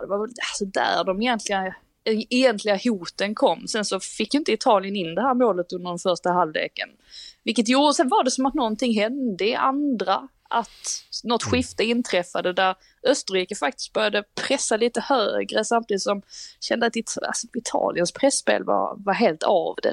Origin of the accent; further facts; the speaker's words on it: Sweden; Vi är trots allt svenskar